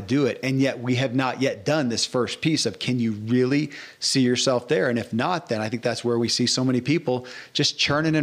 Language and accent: English; Bowling Green, Kentucky, United States; where I grew up in Bowling Green, Kentucky